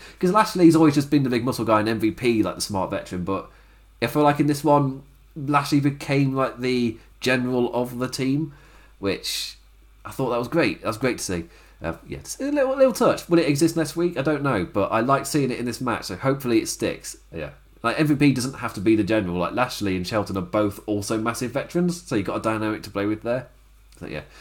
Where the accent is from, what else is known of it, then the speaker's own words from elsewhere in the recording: England, United Kingdom; I'm saying this as an English person in lockdown